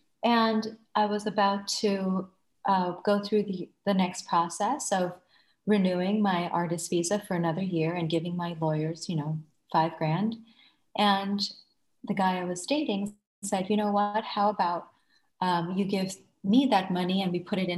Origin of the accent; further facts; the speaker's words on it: Thailand; moved away as an adult; also born or lived in Bangladesh; now in United States; I was born in Bangladesh and raised in Thailand, and I graduated from the International School of Bangkok and immigrated to the United States as a student.